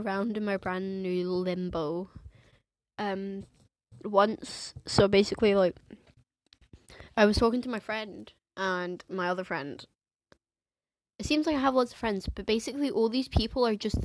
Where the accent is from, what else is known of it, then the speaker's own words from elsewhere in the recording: England, United Kingdom; accent: English; first language English; now in Scotland, United Kingdom; I have, like, an English accent